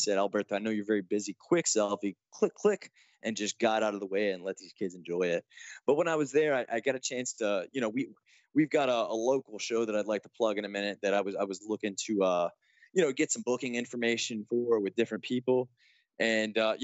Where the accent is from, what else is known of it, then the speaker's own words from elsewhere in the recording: Denver, Colorado, United States; my hometown of Denver